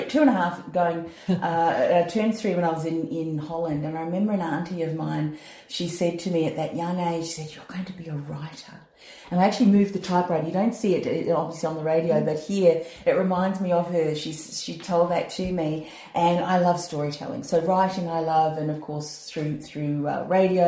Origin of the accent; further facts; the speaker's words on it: Whitford, Auckland, New Zealand; now in Australia; My journey began back on the farm in New Zealand in Whitford, a little place outside of Howick, one of the main towns.